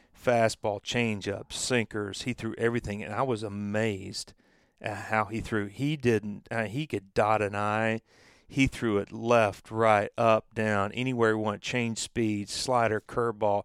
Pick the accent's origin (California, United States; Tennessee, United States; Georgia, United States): Tennessee, United States; Knoxville; I was from Knoxville